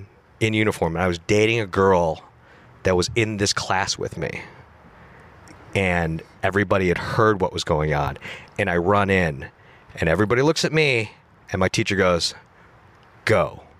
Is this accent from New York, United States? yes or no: yes; Buffalo, New York, United States; moved away as an adult; There's a special operations unit in my hometown.